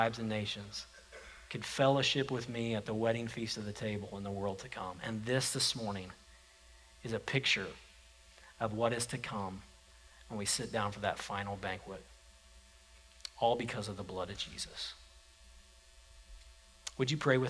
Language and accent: English; United States; I was born an American, and I'm an American because I was born here